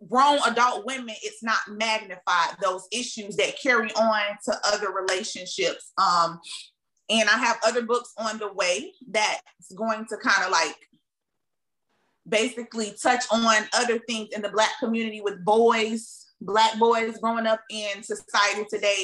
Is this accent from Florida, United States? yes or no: yes; Tampa, Florida, United States; I'm from Tampa, Florida.